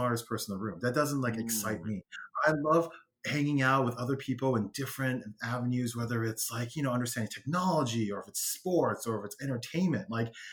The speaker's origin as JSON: {"language": "English", "town": "Los Angeles", "region": "California", "country": "United States", "tie": "born or raised there", "also_born_or_lived": "Whittier, California / Diamond Bar, California / Rowland Heights, California", "said": "So I'm born and raised from Los Angeles"}